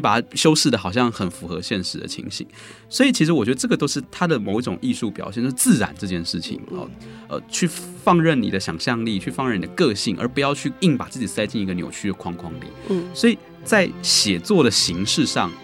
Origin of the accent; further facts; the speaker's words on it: Taiwan; 我是一九八八年生，嗯、很像我这一代的人或比我小一代的人，我们在面对台湾本土事务的一个感觉